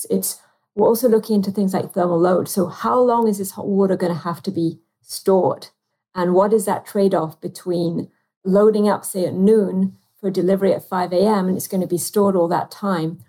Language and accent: English; United Kingdom; accent: British; now in United States